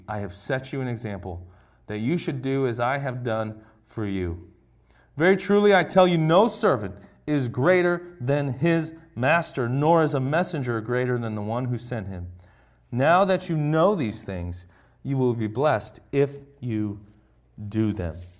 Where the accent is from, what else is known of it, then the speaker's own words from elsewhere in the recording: United States; we're all from America here